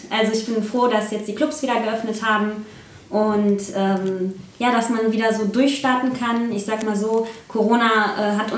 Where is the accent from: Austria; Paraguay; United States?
Paraguay; now in Germany; verglichen mit meiner Heimat zum Beispiel, Paraguay weil dieses Bild habe ich in Paraguay aufgenommen